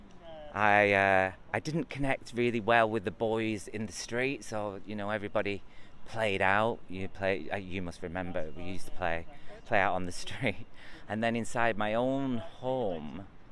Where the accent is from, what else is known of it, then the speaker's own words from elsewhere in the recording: Preston, North West England, United Kingdom; I grew up in Preston, and I on a council estate